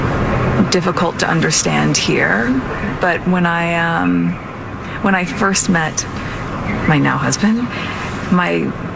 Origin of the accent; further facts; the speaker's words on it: United States; I'm American